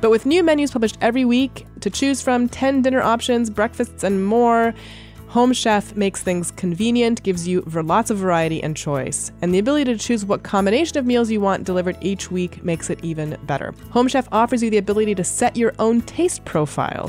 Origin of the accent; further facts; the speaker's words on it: Canada; now in United States; even though I'm Canadian, and it wasn't really a big deal in Canada when I was growing up, s, quickly became my favorite holiday when I moved to the U S.